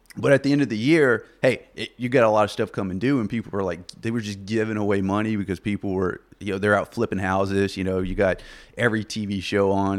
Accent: Lake Village, Arkansas, United States; moved away as an adult; also born or lived in Plattsburgh, New York; now in Wichita, United States; I was in, born in uh, southeast Arkansas, Lake Village, little little small town

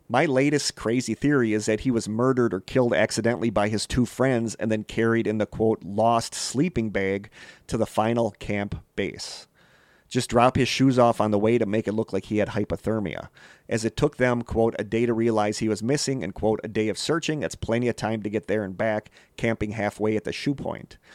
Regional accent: Idaho, United States; Yes, I know. I'm from that area. I'm from I'm from Idaho.

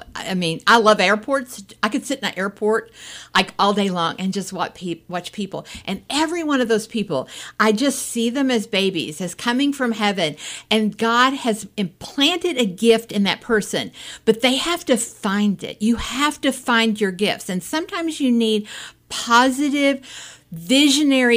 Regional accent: Appalachia, United States; I grew up in Appalachia. I grew up in a more of a welfare county.

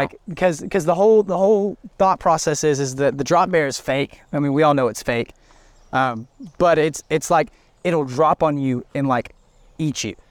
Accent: Trussville, Alabama, United States; also born or lived in Australia; I grew up in Trustville

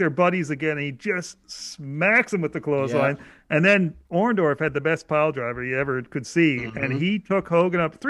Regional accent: Canada; being a Canadian

